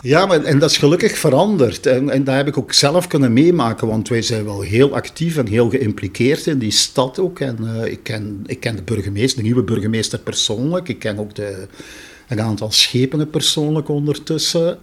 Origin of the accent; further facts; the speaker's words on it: Genk, Flanders, Belgium; also born or lived in Brussels; now in Marseille, France; Ik kom van Genk. Ik bedoel, ik was al opgegroeid in een multiculturele